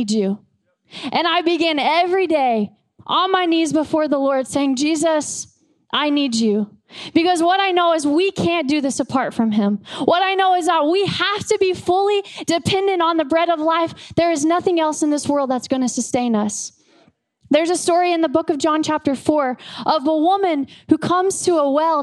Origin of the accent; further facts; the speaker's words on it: United States; I'm an American